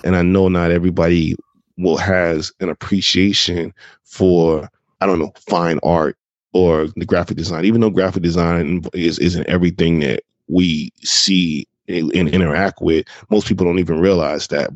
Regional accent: Jacksonville, Florida, United States; moved away as an adult; also born or lived in Brooklyn, New York; I'm originally from Jacksonville, Florida. That's where I'm originally from. That's where my early years were based out

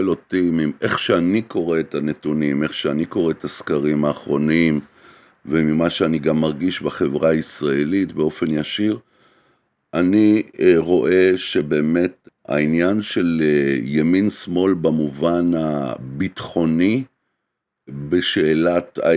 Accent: Israel; מבחינתי זו הייתה התחושה כישראלי

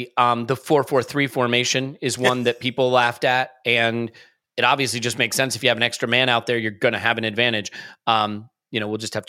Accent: United States; I am American.

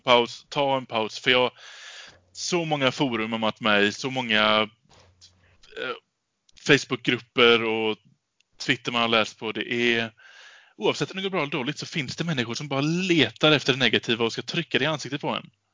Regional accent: Gothenburg, Västra Götaland, Sweden; för mig som göteborgare

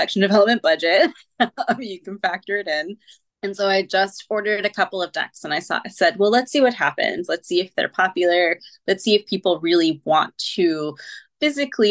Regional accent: near Salem, Massachusetts, United States; as a teen, I grew up near Salem

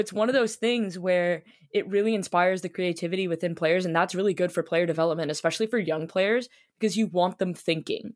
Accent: Toronto, Ontario, Canada; I was born in Toronto, and the first thing I was wrapped in was a, a Leafs blanket

